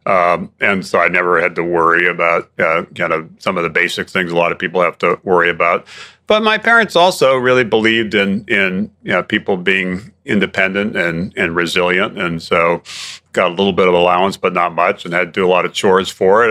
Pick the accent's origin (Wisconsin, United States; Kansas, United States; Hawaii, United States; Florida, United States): Hawaii, United States; Growing up in Hawaii